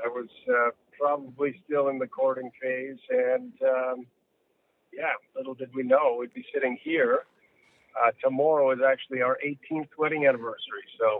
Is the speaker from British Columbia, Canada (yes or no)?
no; Toronto, Ontario, Canada; also born or lived in Quebec / New Brunswick; I was born in Toronto at Lapsley Street, North York General, and we lived in Ontario.